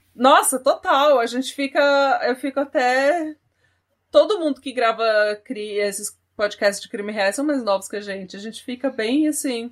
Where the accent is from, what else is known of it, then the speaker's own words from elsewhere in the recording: Brazil; now in Norway; sou do Brasil